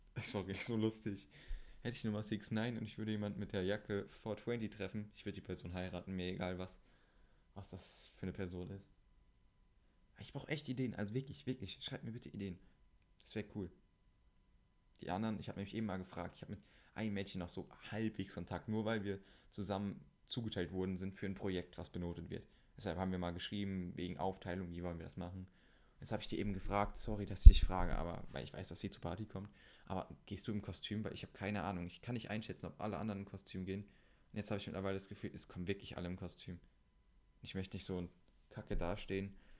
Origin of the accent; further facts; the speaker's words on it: Siegen, North Rhine-Westphalia, Germany; also born or lived in Meschede; in Siegen, da wo ich herkomme